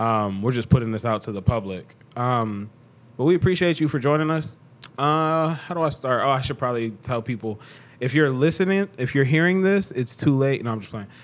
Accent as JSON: {"language": "English", "town": "Cleveland", "region": "Ohio", "country": "United States", "said": "I'm from Cleveland, two one six. That's my area code."}